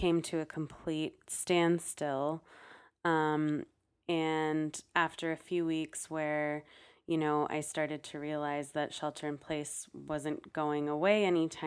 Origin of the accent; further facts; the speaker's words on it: San Francisco, California, United States; born and raised in San Francisco, and I'm still living here